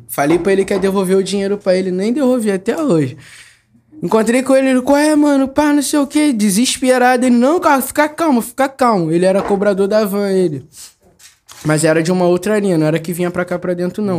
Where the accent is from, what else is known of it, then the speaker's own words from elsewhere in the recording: Rio de Janeiro, Brazil; sou do Jardim Bangu